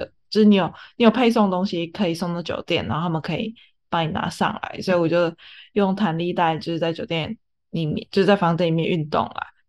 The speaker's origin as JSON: {"language": "Chinese", "country": "Taiwan", "lives_now": "China", "said": "但是像我们是台湾过来的。呃，员工的话就会比较不一样，就是因为我们礼拜六是算台湾的加班费"}